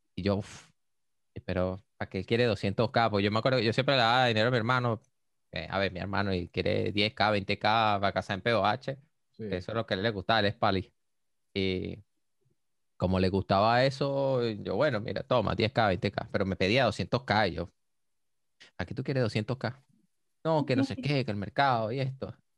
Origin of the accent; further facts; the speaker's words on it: Venezuela; como todo venezolano